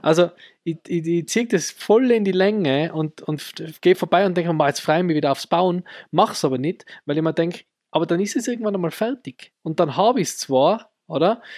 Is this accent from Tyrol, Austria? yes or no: yes; Innsbruck, Tyrol, Austria; bei uns in Innsbruck